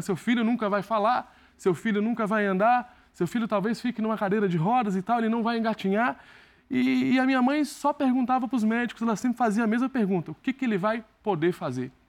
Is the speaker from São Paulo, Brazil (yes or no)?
no; Barreiras, Bahia, Brazil; eu tenho muito orgulho de ser de Barreiros, foi a cidade que me acolheu, foi a cidade que me fez evoluir